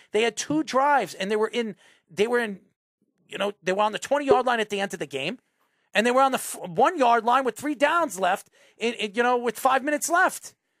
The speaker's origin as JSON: {"language": "English", "region": "New York", "country": "United States", "said": "I'm a New Yorker."}